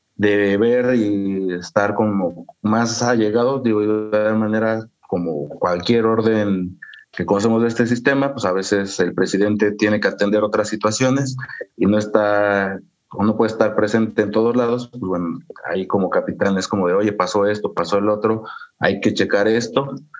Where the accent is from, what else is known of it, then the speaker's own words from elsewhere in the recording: Pachuca, Hidalgo, Mexico; also born or lived in Sierra Otomí-Tepehua, Hidalgo; yo soy de Hidalgo, realmente pues, de la capital